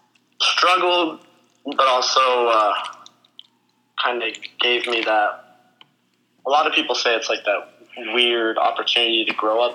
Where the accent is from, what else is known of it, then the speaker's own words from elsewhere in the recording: Durango, Colorado, United States; I was born in Durango, Colorado on August 18th, 1998.